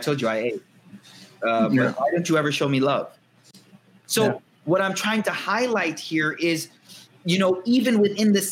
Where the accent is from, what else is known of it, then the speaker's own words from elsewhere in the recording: United States; I'm American raised